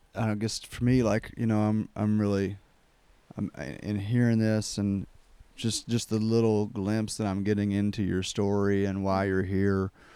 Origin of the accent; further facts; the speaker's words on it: Kentucky, United States; growing up in Kentucky